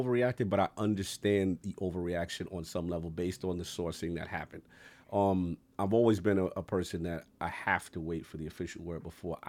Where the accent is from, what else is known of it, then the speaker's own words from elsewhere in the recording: New York City, New York, United States; a kid from the South Bronx.